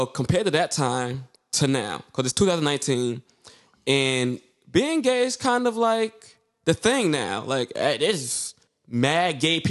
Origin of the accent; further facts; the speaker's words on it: New York City, New York, United States; You're from Brooklyn, I'm from Brooklyn, Drew's from Brooklyn, and the '90s was a different time. And we all grew up in that 90 era